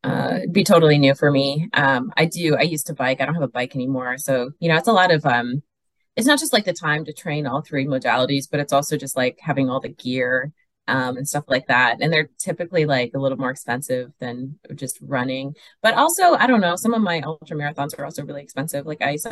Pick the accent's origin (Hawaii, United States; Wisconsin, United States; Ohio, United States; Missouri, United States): Wisconsin, United States; now in Southern California, United States; I grew up in Wisconsin, so I used to cross country ski a lot